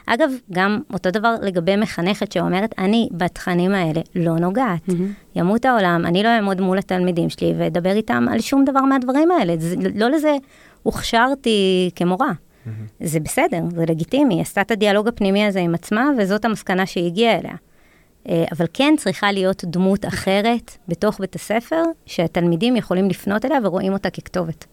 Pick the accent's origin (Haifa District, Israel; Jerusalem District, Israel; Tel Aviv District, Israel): Jerusalem District, Israel; Jerusalem; ירושלמית, נולדתי וגדלתי בעיר הזאת